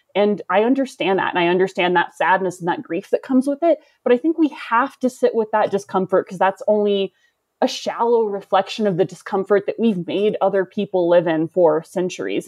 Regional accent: the South, United States; now in Colorado, United States; I'm from the South, and so that's part of my history

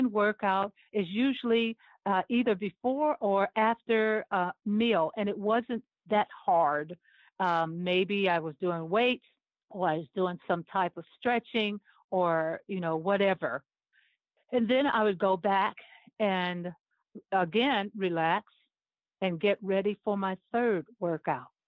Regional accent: Cleveland, Ohio, United States; I'm from Cleveland, Ohio. And, you know, that's where I was born and raised

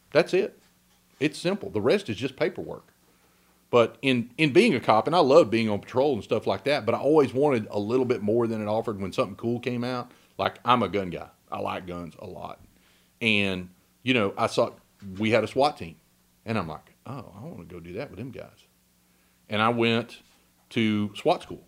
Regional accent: Huntsville, Texas, United States; also born or lived in Navasota, Texas / Trinity, Texas; as a little boy, we lived in Huntsville

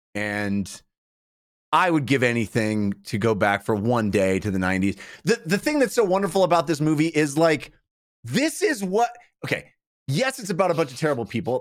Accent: Bay Area, California, United States; growing up in the Bay Area

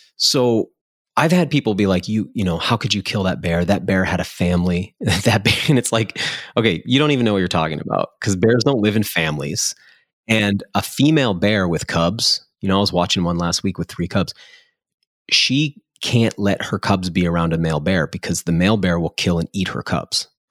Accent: New England, United States; I grew up in New England

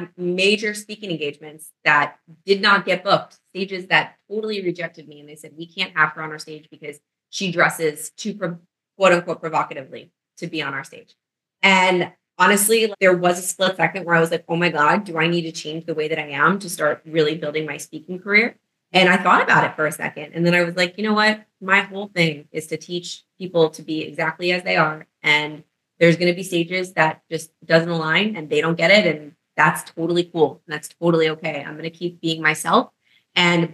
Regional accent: New York City, New York, United States; moved away as an adult; now in Florida, United States; I'm from New York

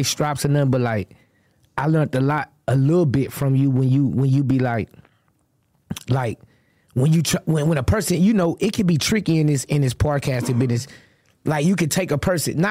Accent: the South, United States; I'm from the South

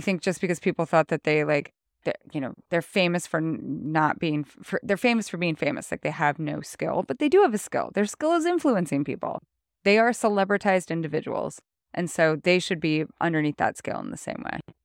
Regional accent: North Idaho, United States; moved away; also born or lived in Montana; growing up in North Idaho

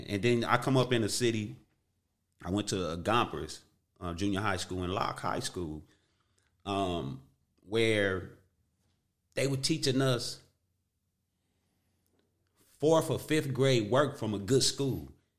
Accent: Watts, California, United States; I grew up in Watts.

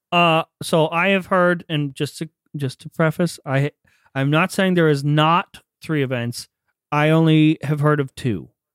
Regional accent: Northeast Ohio, United States; also born or lived in Pennsylvania; I grew up in Ohio, Northeast Ohio, like around Youngstown, Akron, Cleveland

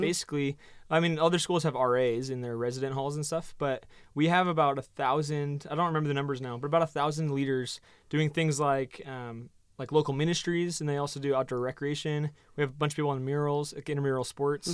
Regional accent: Oregon, United States; moved away as an adult; also born or lived in New Zealand; now in Phoenix, United States; I was from Oregon originally, so I kind of grew up in the outdoors

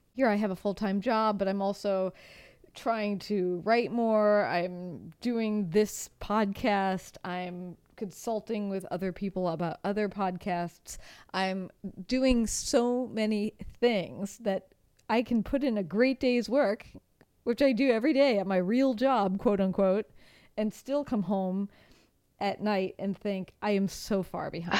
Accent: United States; moved away; as an American

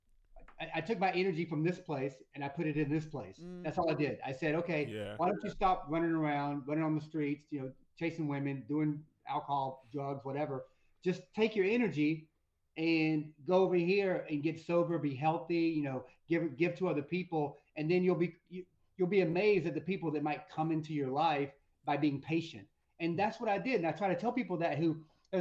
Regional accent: North Georgia, United States; I'm from North Georgia, but there weren't many Black people there

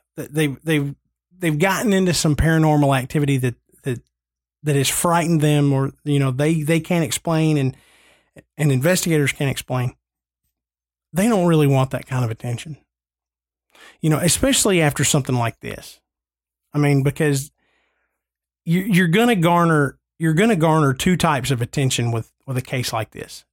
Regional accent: New England, United States; I'm from New England

